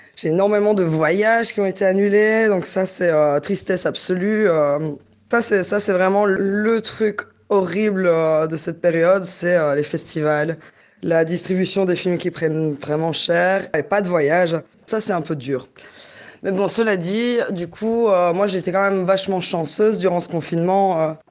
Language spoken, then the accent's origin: French; Liège, Wallonia, Belgium; also born or lived in Brussels; je suis retournée vivre à Liège, ma ville natale